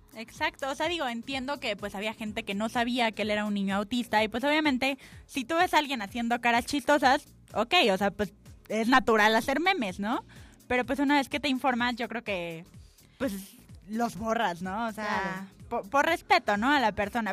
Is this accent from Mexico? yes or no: yes; Mexico